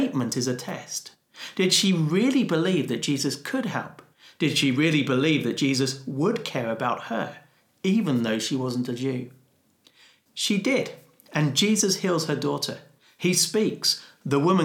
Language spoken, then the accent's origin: English; United Kingdom; as a Brit